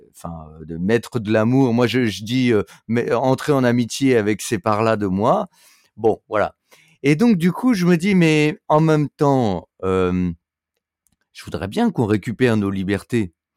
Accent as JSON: {"language": "French", "country": "France"}